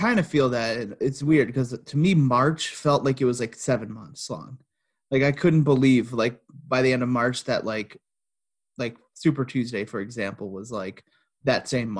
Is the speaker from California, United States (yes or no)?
no; Dearborn, Michigan, United States; I was born somewhere in Dearborn.